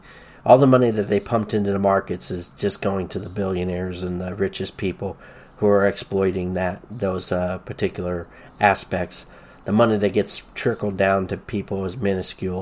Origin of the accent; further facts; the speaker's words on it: the South, United States; Growing up in the South in the late 1970s